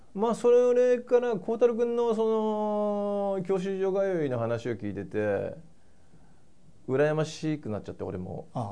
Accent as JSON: {"language": "Japanese", "town": "Kumagaya", "region": "Saitama", "country": "Japan", "tie": "born or raised there", "said": "もともと熊谷出身なんで"}